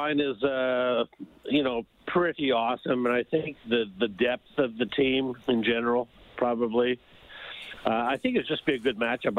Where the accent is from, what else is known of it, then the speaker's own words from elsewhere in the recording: Montreal, Quebec, Canada; now in Halifax, Canada; I grew up in Montreal